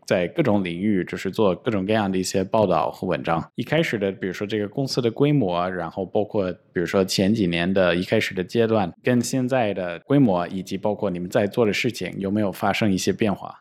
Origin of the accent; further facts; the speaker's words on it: United States; now in China; 我老家在美国